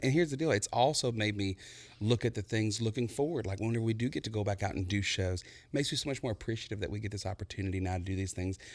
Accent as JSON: {"language": "English", "town": "Buna", "region": "Texas", "country": "United States", "tie": "born or raised there", "moved": "yes", "said": "I, I come from Buna, Texas"}